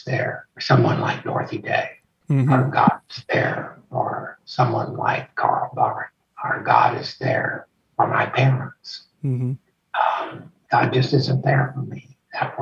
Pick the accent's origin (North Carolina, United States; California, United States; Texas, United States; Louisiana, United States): Texas, United States; I'm a Texan